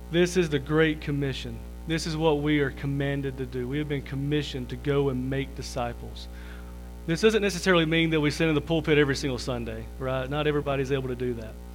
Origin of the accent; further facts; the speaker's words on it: Liberty, United States; I was born and raised here in Liberty. Most everybody knows me here